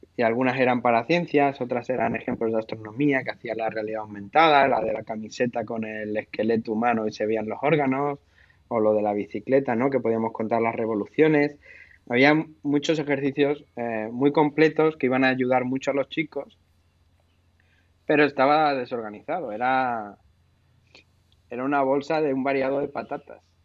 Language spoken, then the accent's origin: Spanish; Seville, Andalusia, Spain; Y yo que he, crecido en el, en el, sur, entre diferentes sitios, pero he crecido en Sevilla y me siento bastante sevillana eh, y andaluz